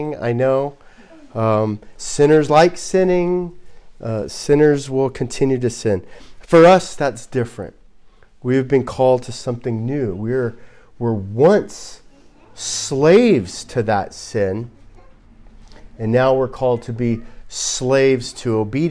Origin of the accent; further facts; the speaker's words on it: Southern California, United States; growing up in Southern California